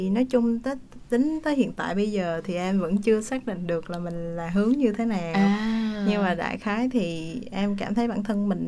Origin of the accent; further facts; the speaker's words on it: Da Nang, Vietnam; Dạ quê em thì ở Đà Nẵng